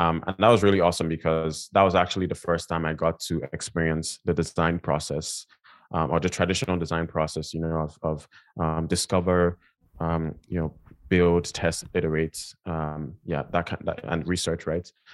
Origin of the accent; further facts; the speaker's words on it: Nigeria; now in United States; I grew up in, in Nigeria, um, I'm from Nigeria. I was born and raised there